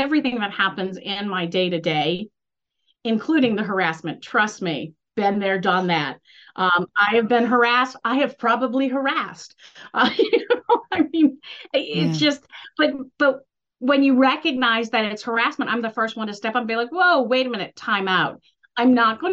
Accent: Northeast, United States; I'm from the Northeast

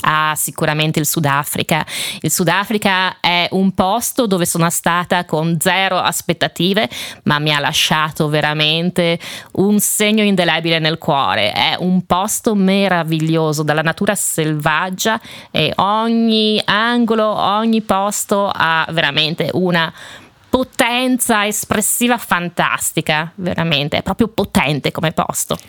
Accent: Trento, Trentino-Alto Adige, Italy; moved away as an adult; also born or lived in Dubai / Predazzo; io sono nata e cresciuta a Trento

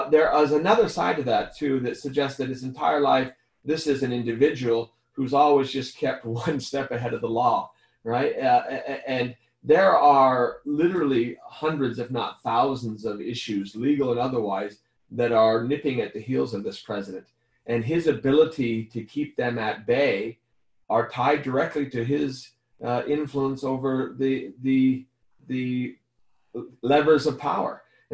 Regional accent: northeast Arizona, United States; also born or lived in Utah; in my hometown, I was born and raised as a 1% white minority in the Navajo Nation, the Navajo Indian Reservation in the northeast corner of the state.

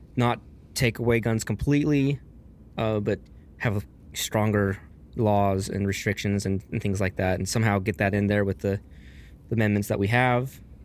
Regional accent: Texas, United States; also born or lived in Las Vegas, Nevada; now in Alaska, United States; I'm from Texas

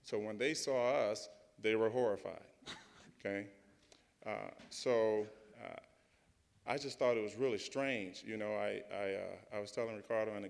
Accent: St. Louis, Missouri, United States; I grew up in St. Louis in the suburbs.

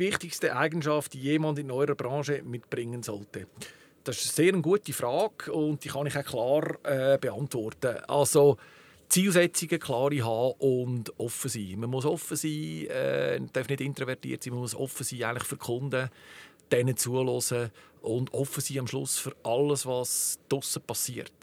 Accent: Zug, Switzerland; Bin ein rassereiner Zucker, geboren in Zug, sechzig Jahre in Zug jetzt

